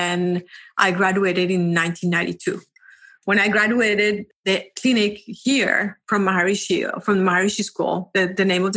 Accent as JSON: {"language": "English", "country": "Colombia", "tie": "born or raised there", "said": "I am from Colombia. I actually went to school in Colombia, and then I went to college in Colombia."}